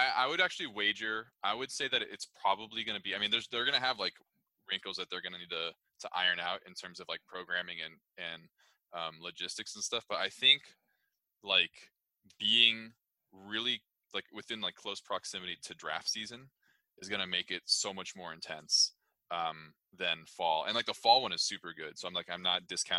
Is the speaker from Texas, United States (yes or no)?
no; Southern California, United States; I am originally from Southern California